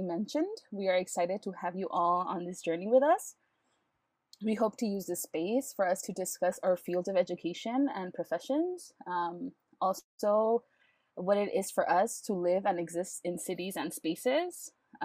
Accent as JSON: {"language": "English", "town": "Los Angeles", "region": "California", "country": "United States", "tie": "born or raised there", "said": "I was born, raised, and continue to live in East"}